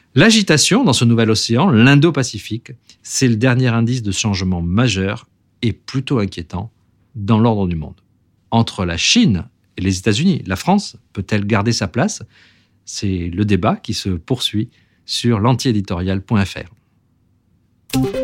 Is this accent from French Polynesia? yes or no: yes; French Polynesia; chez nous, à Tahiti